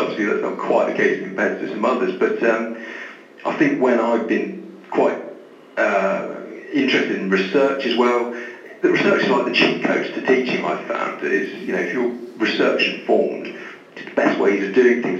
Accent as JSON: {"language": "English", "town": "Taunton", "region": "South West England", "country": "United Kingdom", "tie": "born or raised there", "also_born_or_lived": "Plymouth", "moved": "as an adult", "lives_now": "Bristol, United Kingdom", "said": "I'm from Taunton, so Somerset, really."}